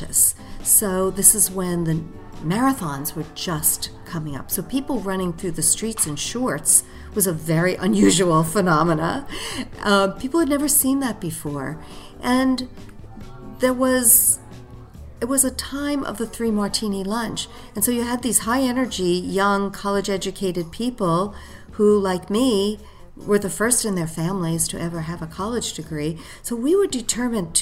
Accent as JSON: {"language": "English", "town": "New York City", "region": "New York", "country": "United States", "said": "a gal from Staten Island"}